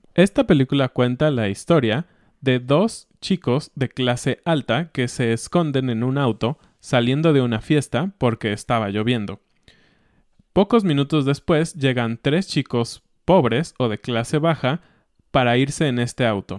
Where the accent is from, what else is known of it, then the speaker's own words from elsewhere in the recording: Mexico; nosotros como mexicanos